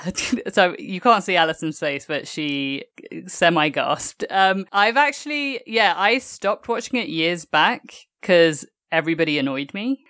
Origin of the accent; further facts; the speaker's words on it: England, United Kingdom; moved away; growing up in England